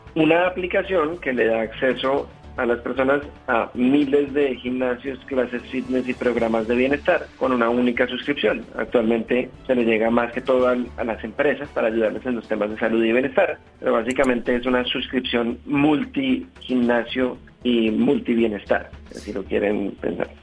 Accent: Colombia; moved away; decidí devolverme y mudarme a Colombia

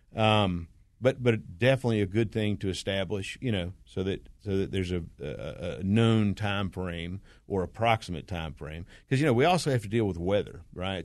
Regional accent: Smyrna, Georgia, United States; this is my hometown. I've, I've, I grew up in Smyrna

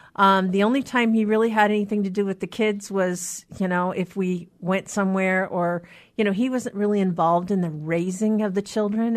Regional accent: Anacortes, Washington, United States; now in Seattle, United States; from my hometown in Anacortes

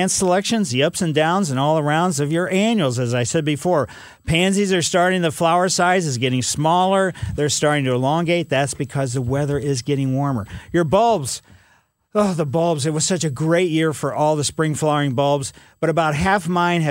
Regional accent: Ellisville, United States; I grew up in Maple Lane in Ellisville.

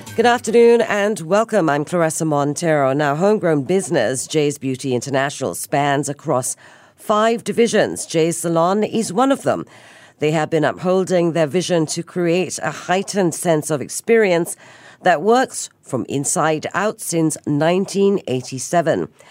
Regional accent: Singapore; being Singaporean

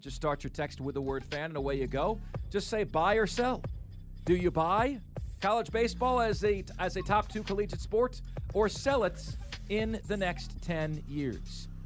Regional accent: Tampa, Florida, United States; my hometown of Tampa Bay

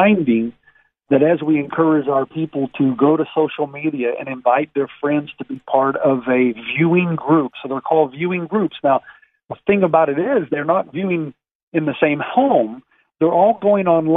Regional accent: the South, United States; we grew up even in the South singing some of these songs

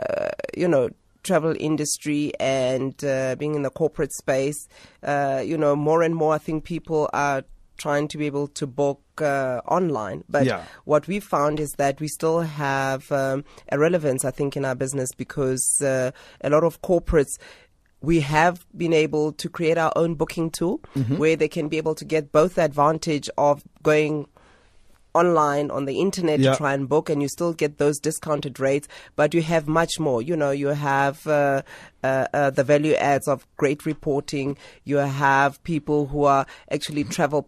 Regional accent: Soweto, Gauteng, South Africa; I'm a girl from Soweto

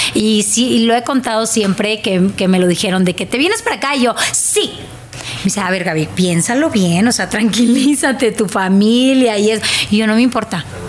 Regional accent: Monterrey, Nuevo León, Mexico; accent: regio; moved away as an adult; now in Mexico City, Mexico; Soy regia

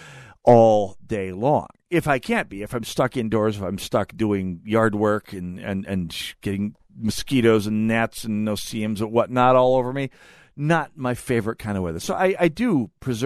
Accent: North Dakota, United States; now in Minnesota, United States; the ones I grew up with in North Dakota

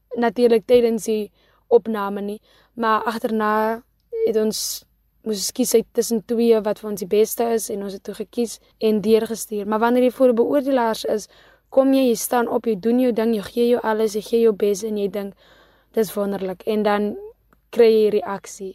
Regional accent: Kakamas, Northern Cape, South Africa; gebore en grootgemaak in Kakamas.

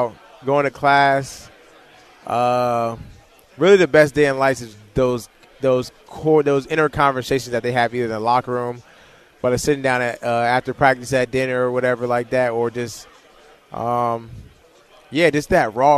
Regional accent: Leesburg, Virginia, United States; moved away; growing up in Leesburg, it was cool

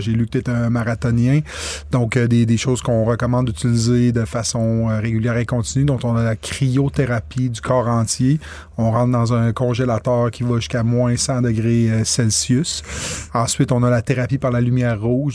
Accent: Quebec, Canada; je suis un Québécois pur laine.

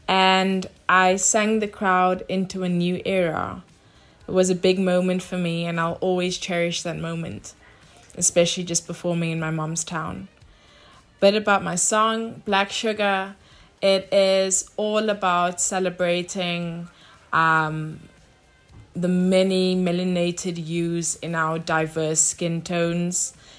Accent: Cape Town, Western Cape, South Africa; also born or lived in London, United Kingdom; I'm a singer-songwriter and also a transdisciplinary in the sphere of creativity. I was born in Cape Town, Grassy Park, with strong rooted roots in Upington, Namibia, Durban, and also a place that I grew up for a long time, London in the UK.

